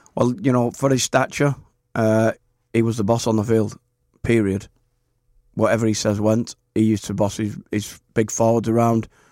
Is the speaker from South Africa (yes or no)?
no; St Helens, North West England, United Kingdom; my hometown club, Saint Helens